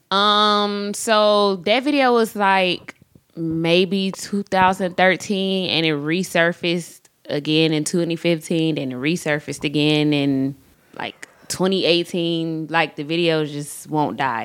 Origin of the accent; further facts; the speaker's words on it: College Park, Georgia, United States; I grew up on the south side of Atlanta College Park.